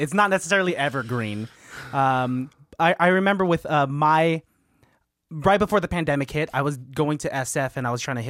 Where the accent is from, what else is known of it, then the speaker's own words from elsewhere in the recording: Philippines; Yeah, I think I said yes, I am Filipino, and you know what they say about Filipinos?